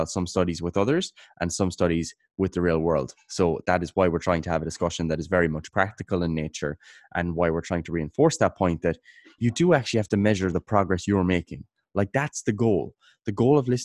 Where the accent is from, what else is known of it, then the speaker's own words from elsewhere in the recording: Kerry, Munster, Ireland; I'm from Kerry in Ireland